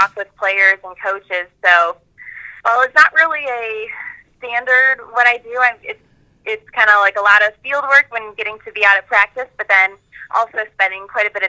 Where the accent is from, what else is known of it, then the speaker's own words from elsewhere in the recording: Ohio, United States; I'm an Ohio native, so, you know, growing up in the Midwest